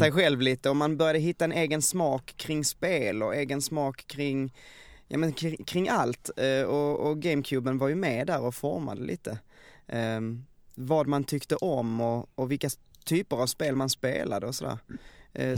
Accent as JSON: {"language": "Swedish", "town": "Veberöd", "region": "Skåne", "country": "Sweden", "also_born_or_lived": "Stockholm", "said": "jag kom hem från Stockholm Eh, hem till Veberöd"}